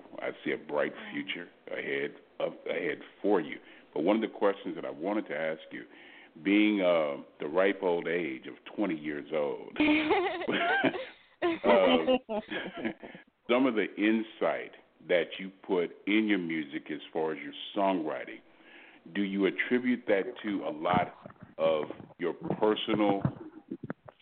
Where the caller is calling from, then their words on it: Houston, Texas, United States; I'm calling from Houston, Texas